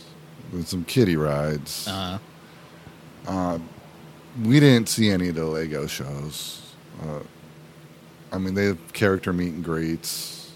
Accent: Pennsylvania, United States; now in Florida, United States; I'm from Pennsylvania.

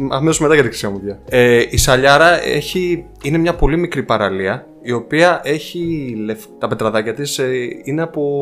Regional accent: Kallirachi, Eastern Macedonia and Thrace, Greece; γιατί εγώ από Καβάλα πηγαίνω, το χωριό μου βρίσκεται κοντά στον Πρίνο.

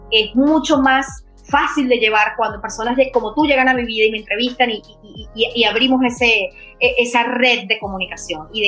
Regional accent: Venezuela; soy una chica venezolana y quiero dejar, que eh, eso sí, yo, soy mucho de, mis raíces

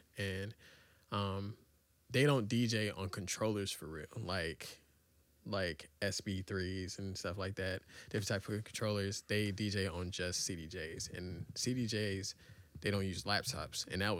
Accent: Atlanta, Georgia, United States; I'm from Atlanta.

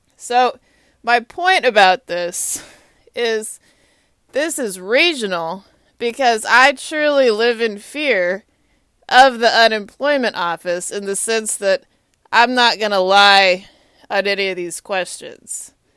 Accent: Austin, Texas, United States; now in Washington, D.C., United States; I am from Austin, Texas

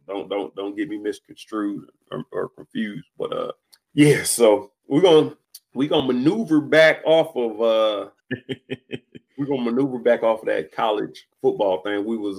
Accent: Twinsburg Heights, Ohio, United States; I'm from Twinsburg Heights

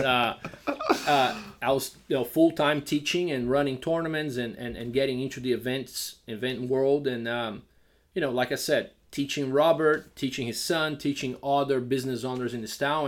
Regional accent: Brazil; moved away as an adult; also born or lived in Georgia, United States / New York, United States; now in Lafayette, Louisiana, United States; we grew up in Brazil without really that s, that civic sense of responsibility

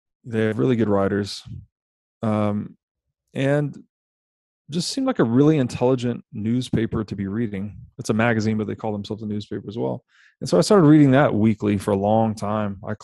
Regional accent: Tennessee, United States; I grew up in Tennessee

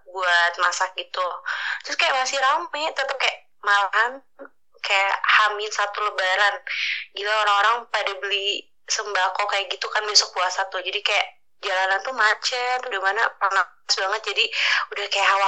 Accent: Garut, West Java, Indonesia; enggak aku asli lahir dari Garut

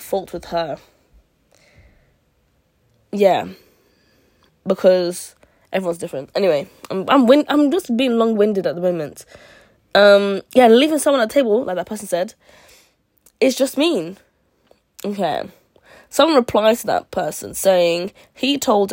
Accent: United Kingdom; I'm Nigerian. I'm Nigerian and British

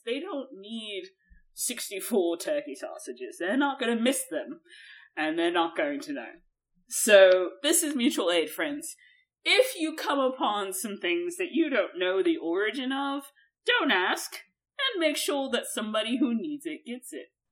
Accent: United States; I'm American. I am

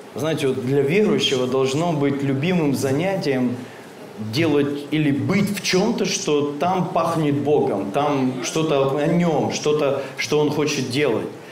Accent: Krasnoyarsk, Krasnoyarsk Krai, Russia; мы из Красноярска оба. Он на одном берегу живет, я на другом

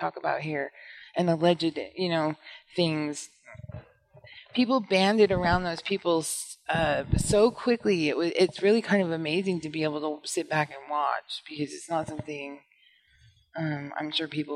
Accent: the West, United States; I'm from the West

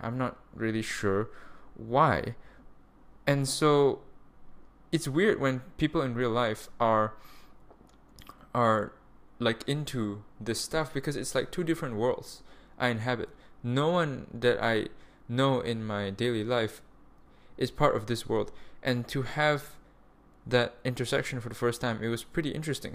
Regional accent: Malaysia; moved away as an adult; also born or lived in Germany; Malaysia, my home of, like, eighteen years. This is where I was born. I'm a Malaysian citizen

